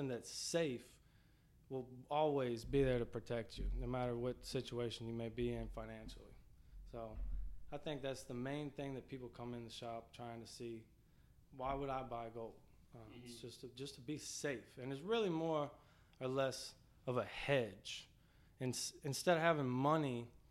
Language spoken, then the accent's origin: English; Mandeville, Louisiana, United States; I grew up in Mandeville